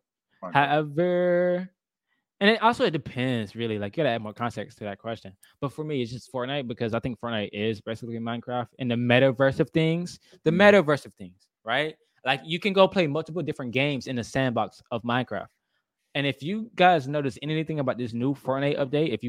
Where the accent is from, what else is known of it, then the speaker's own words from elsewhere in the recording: South Carolina, United States; I'm from South Carolina, North Carolina too.